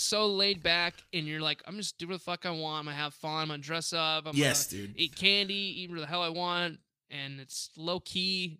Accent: Buffalo, New York, United States; Chicken wings, dude, I'm from Buffalo, New York, okay?

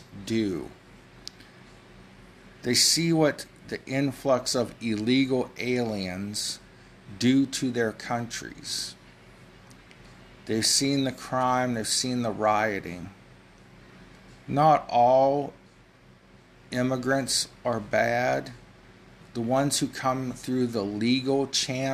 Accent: United States; Now, I'm an American.

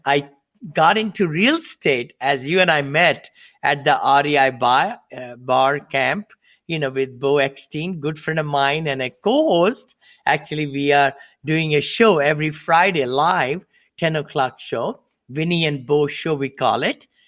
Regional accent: India; moved away as an adult; also born or lived in Ohio, United States; now in Danville, United States; I'm from India originally. I came to this country with seven dollars in my pocket

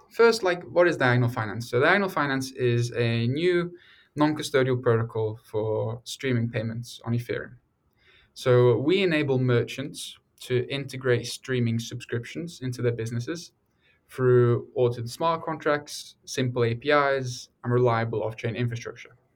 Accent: Norway; moved away as an adult; also born or lived in England; now in United States; I grew up in Norway and England largely before moving to America for university

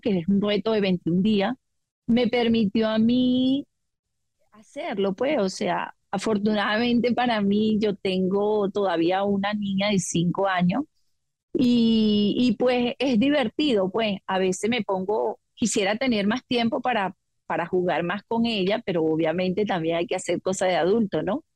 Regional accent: Venezuela; moved away as an adult; now in Australia; yo soy venezolana, aunque mis padres son portugueses

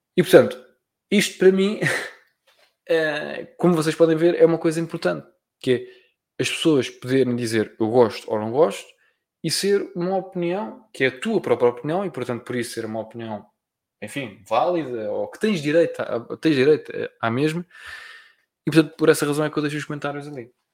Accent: Portugal; eu sou português, né? pronto. mas e, e que pronto, e que nasci em Portugal

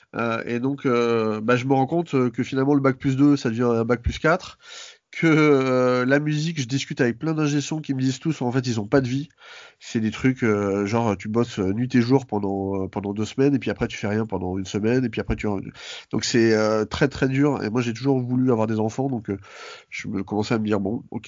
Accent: Paris, Île-de-France, France; also born or lived in Seine-Saint-Denis; j'ai grandi, euh, à Paris, dans le centre de Paris

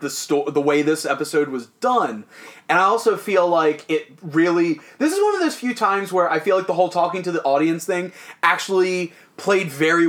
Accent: Maryland, United States; I'm from Maryland.

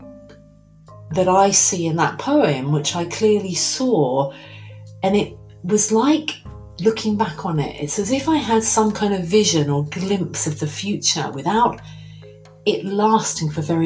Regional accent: England, United Kingdom; I'm English.

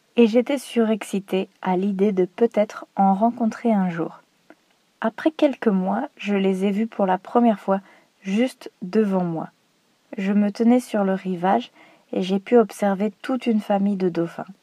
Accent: France; je suis française

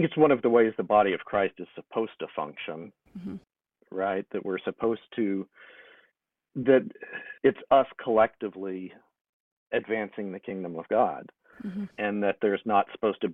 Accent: Longview, Texas, United States; I grew up in a relatively small town of Longview, Texas

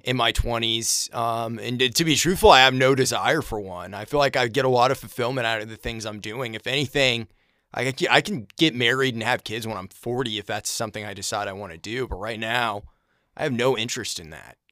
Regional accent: Brunswick, Maine, United States; I grew up in Maine, and it was, it was a middle class town, working class kind of place. There was a, Bowdoin College was there. I grew up in a town called

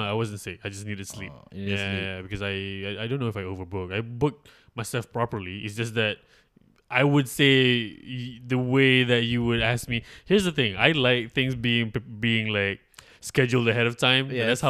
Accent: Malaysia; I am from Malaysia.

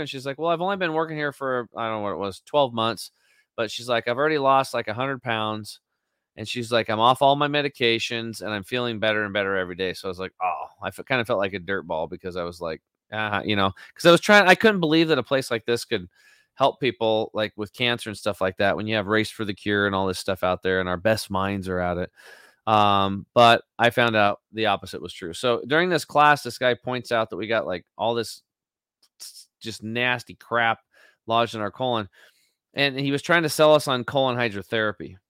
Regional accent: Eastern Oregon, United States; I'm a redneck from Eastern Oregon

